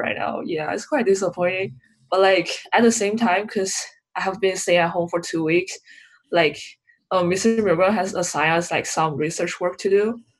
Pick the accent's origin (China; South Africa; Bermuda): China; now in Arizona, United States; I'm from China.